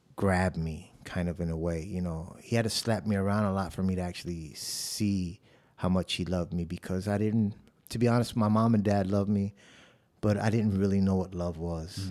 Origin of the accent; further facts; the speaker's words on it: Chicago, Illinois, United States; moved away as an adult; also born or lived in South Bronx, New York; now in San Antonio, United States; I was born in the South Bronx of New York, and then I was raised in the South Side of Chicago